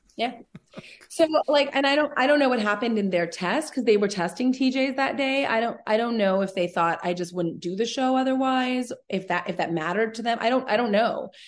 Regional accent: Vancouver, British Columbia, Canada; moved away; also born or lived in Los Angeles; I'm from Vancouver originally, so I have a lot of family

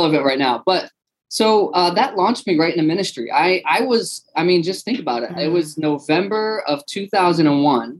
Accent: Beirut, Beirut Governorate, Lebanon; also born or lived in Philadelphia, United States; now in United States; I was born in Lebanon, Beirut, was a Muslim for the first 20 years of my life. So immigrated to the States as a refugee.

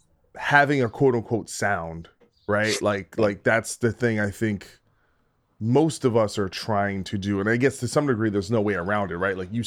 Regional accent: New Jersey, United States; Dude, I'm from New Jersey, so we're rich. We're like Dunkin' Donuts people down there.

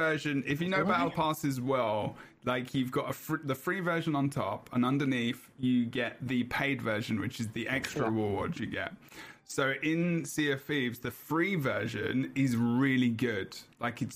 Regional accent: England, United Kingdom

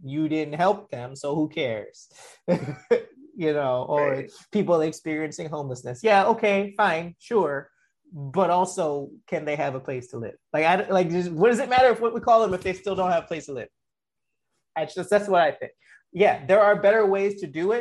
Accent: New York, United States; I grew up in New York, you know, late 80s, early 90s

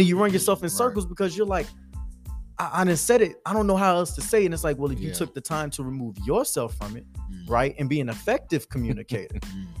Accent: Houston, Texas, United States; moved away as an adult; now in Nashville, United States; born and raised in Houston, Texas

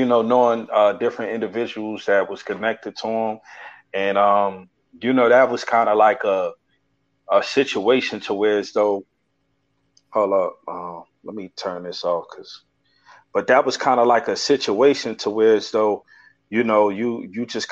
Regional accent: Newark, New Jersey, United States; I'm from Newark, New Jersey, 280 zone to be exact

